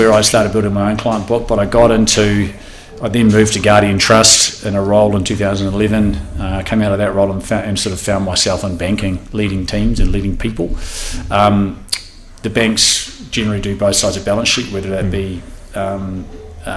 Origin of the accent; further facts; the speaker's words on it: Auckland, New Zealand; also born or lived in Christchurch, New Zealand / London, United Kingdom; I was born in Christchurch, but my parents came to Auckland when I was all of 2 years old